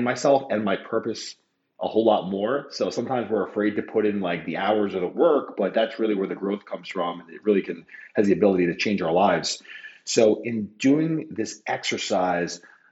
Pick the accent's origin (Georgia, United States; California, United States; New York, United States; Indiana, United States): New York, United States; New York City; I'm born and raised in Queens, New York